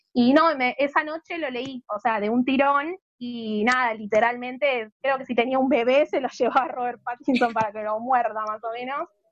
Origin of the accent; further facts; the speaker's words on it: Buenos Aires, Argentina; tengo 30 años, soy de Buenos Aires, Argentina.